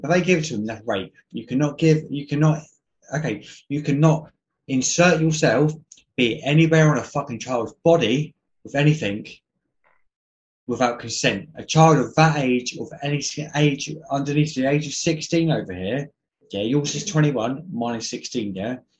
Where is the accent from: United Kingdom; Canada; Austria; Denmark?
United Kingdom; England; I'm English